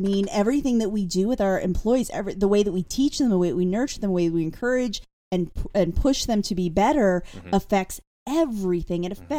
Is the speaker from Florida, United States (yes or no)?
no; Pennsylvania, United States; However, I came from Pennsylvania, where there's a lot more strict rules about